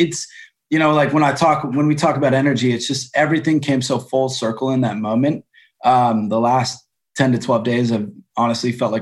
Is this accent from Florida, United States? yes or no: no; Grand Rapids, Michigan, United States; now in Los Angeles, United States; I'm from Grand Rapids.